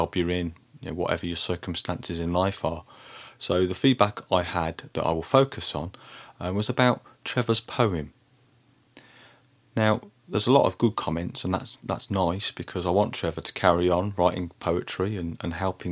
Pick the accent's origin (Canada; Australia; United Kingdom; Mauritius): United Kingdom; Birmingham, West Midlands; when I was a boy growing up in Birmingham in the 1980s